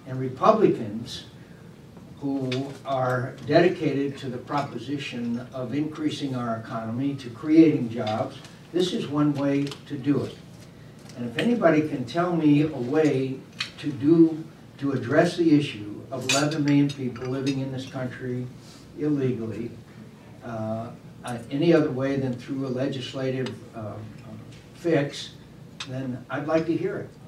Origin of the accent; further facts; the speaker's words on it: Arizona, United States; For my home state of Arizona